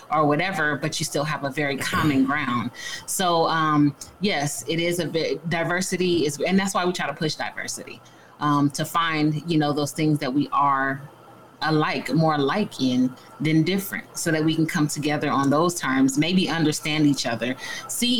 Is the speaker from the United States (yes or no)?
yes; San Diego, California, United States; I grew up in San Diego, so that's home for me